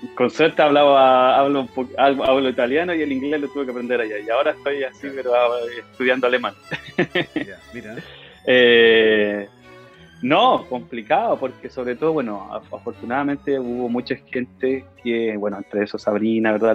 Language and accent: Spanish; Concepción, Biobío, Chile; moved away as an adult; cuando yo entré al liceo y escuché el coro del liceo de Enrique Molina, de donde soy yo, de gran Enrique Molina